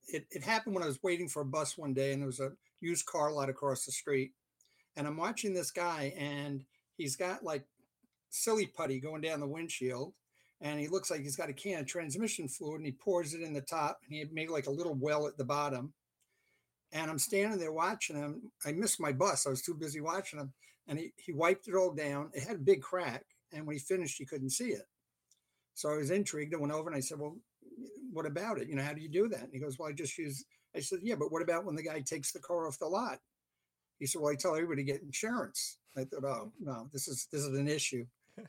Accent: England, United Kingdom; also born or lived in Canada; now in United States; I basically am originally from England. Although I was born in Canada, my parents were British subjects.

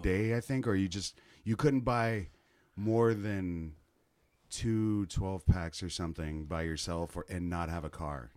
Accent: Kansas City, United States; moved away; Where I'm from, Kansas City

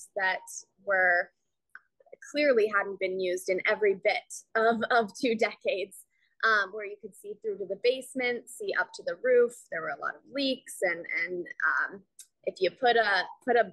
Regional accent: Sonoma, California, United States; moved away as an adult; now in Cascade, United States; we are from Northern California, Sonoma Valley

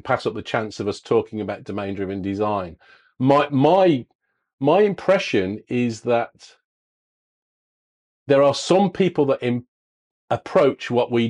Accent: England, United Kingdom; as we English would say

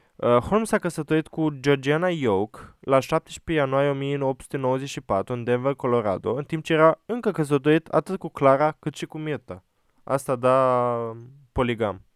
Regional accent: Romania; suntem români acum

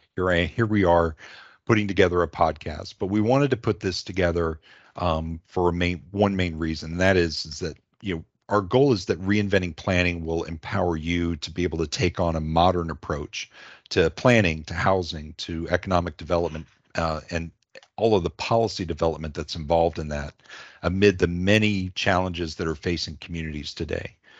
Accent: D.C., District of Columbia, United States; also born or lived in Alabama / the South; I was born in Alabama, but grew up outside of Washington, D C

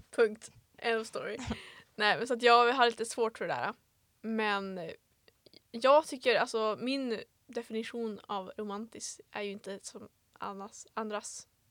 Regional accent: Vilhelmina, Västerbotten County, Sweden; also born or lived in Örnsköldsvik; jag är ju född på BB i Övik. Mm -hmm. Kommer ursprungligen från Vilhelmina

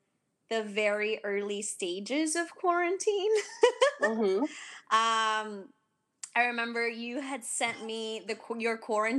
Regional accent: New York City, New York, United States; And I'm from Queens here in New York.

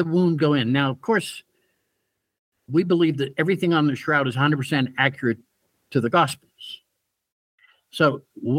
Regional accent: Pittsburgh, Pennsylvania, United States; moved away; going back to a high school reunion in Pittsburgh, my hometown

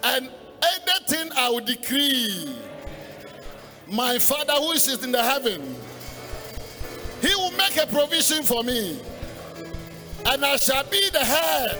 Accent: Ghana; as a Ghanaian, I pay $50. Why? I am a citizen

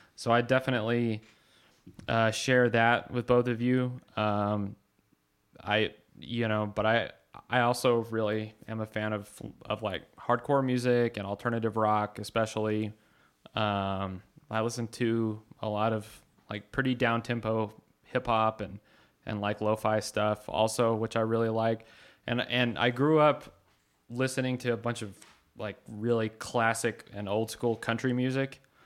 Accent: Carlsbad, New Mexico, United States; moved away; we're all from Carlsbad, uh, New Mexico, and we don't live there now

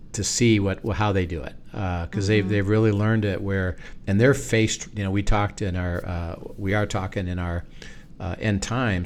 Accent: United States; we're American

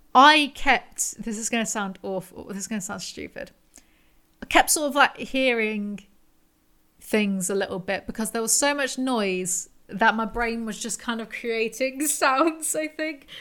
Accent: England, United Kingdom; I'm English

